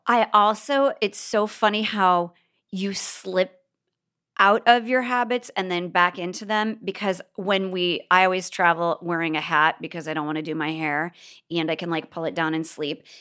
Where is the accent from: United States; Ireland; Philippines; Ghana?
United States; Bellevue, Nebraska; moved away; I grew up in Bellevue.